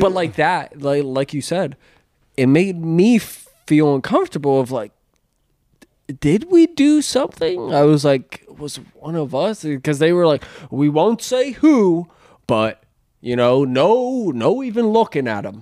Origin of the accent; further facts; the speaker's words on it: Pennsylvania, United States; moved away; growing up in Pennsylvania